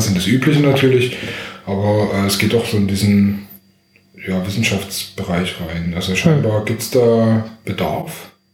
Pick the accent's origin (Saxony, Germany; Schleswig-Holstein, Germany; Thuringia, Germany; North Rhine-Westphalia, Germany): Saxony, Germany; Dresden; now in Berlin, Germany; ich komme aus Dresden, hört man wahrscheinlich auch noch